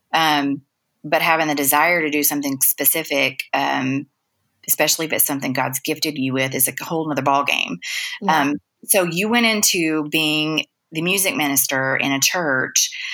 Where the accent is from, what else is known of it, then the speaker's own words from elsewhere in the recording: Dallas, Texas, United States; I'm a Dallas girl, I've been here forever